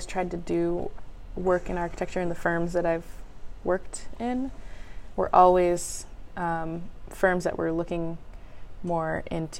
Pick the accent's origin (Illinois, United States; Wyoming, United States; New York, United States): Illinois, United States; Oak Park; I grew up in Oak Park